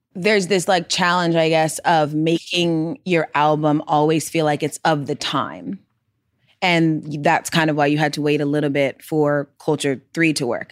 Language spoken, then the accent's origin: English; Gwinnett County, Georgia, United States; we are both from Gwinnett County, Georgia.